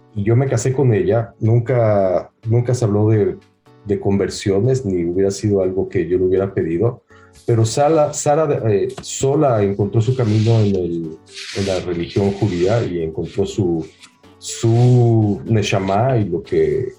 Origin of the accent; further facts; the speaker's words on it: Mexico; moved away; also born or lived in United States / Israel; a mí me criaron en México en, un colegio hebreo 100% sionista, no religioso